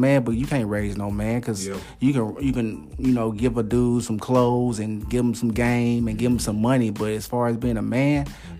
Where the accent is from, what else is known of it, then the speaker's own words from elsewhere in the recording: Memphis, Tennessee, United States; growing up in South Memphis, not a lot of opportunities.